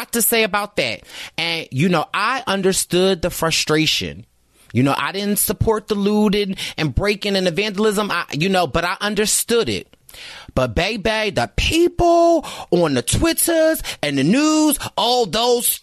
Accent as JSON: {"language": "English", "country": "United States"}